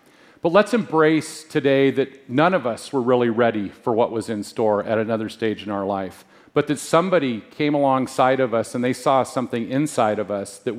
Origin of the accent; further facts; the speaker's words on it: Spokane, Washington, United States; also born or lived in Anchorage, Alaska; I was born in Anchorage, Alaska, and I moved to the Spokane area when I was about 3.